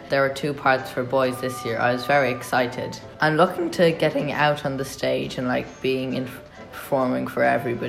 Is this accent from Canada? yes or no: no; Sligo, Connacht, Ireland; I'm 12 years old, and I'm from Sligo.